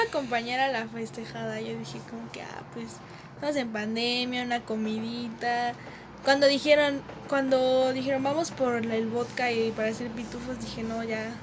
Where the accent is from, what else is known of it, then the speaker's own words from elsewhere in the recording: Mexico City, Mexico; somos de Ciudad de México.